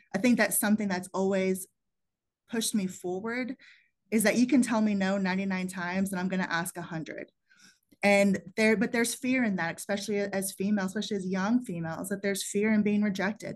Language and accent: English; Plano, Texas, United States; also born or lived in San Antonio, Texas; I grew up in the Southwest side of San Antonio, which wasn't the best side of town to grow up on. And the people around me were mostly in manual labor professions. And so college wasn't really something that was known or available to me at a young age. And it wasn't till I moved to Plano, Texas, uh, when I was nine years old